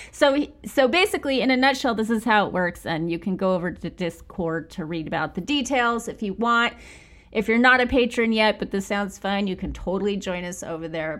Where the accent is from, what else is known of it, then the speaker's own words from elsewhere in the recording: Bakersfield, California, United States; I'm from Bakersfield, where it feels like a million degrees